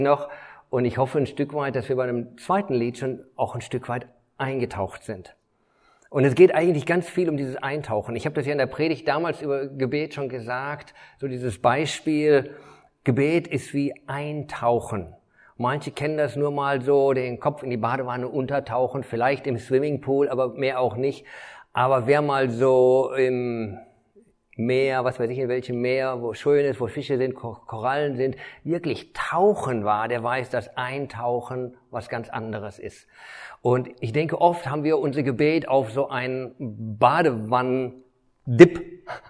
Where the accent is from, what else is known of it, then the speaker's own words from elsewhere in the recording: Detmold, North Rhine-Westphalia, Germany; ich bin eigentlich ja Detmolder, äh, bin hier groß geworden